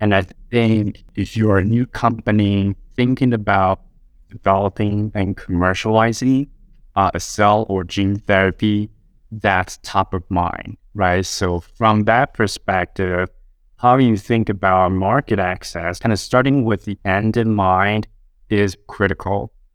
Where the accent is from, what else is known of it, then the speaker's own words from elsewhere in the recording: Taiwan; moved away as an adult; now in United States; I was born and raised in Taiwan until I moved to the U S, uh, age twenty-five